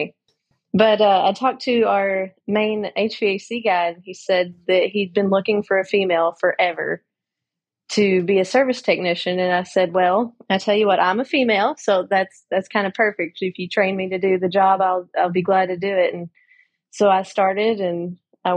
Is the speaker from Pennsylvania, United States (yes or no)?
no; Kentucky, United States; accent: Southern; I'm from Kentucky